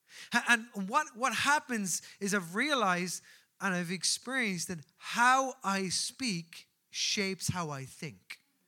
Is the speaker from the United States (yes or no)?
no; Newbridge, County Kildare, Ireland; I grew up in Newbridge of County Kildare, and I was known as a Colchie.